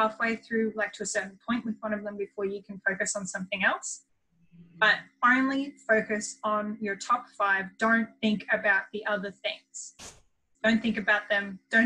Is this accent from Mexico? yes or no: no; Australia; I am from Australia